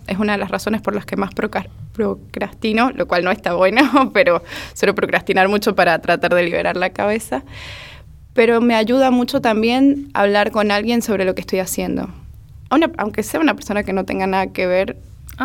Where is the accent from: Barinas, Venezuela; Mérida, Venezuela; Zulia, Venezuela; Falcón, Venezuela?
Mérida, Venezuela; Soy de Mérida, Venezuela